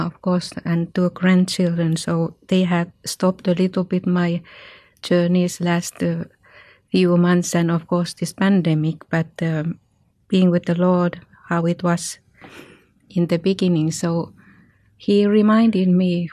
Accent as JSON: {"language": "English", "country": "Finland", "said": "I come from Finland"}